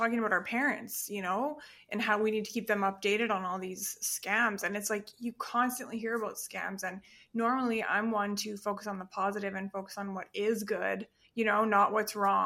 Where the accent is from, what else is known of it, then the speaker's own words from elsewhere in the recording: Perth, Western Australia, Australia; now in Calgary, Canada; I was born in Perth